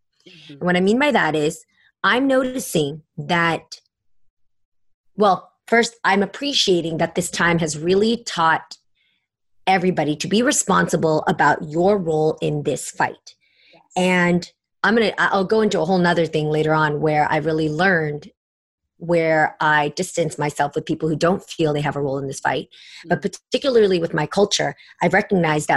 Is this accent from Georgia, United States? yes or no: no; San Francisco, California, United States; also born or lived in San Jose; growing up in San Francisco, I had a lot of gay friends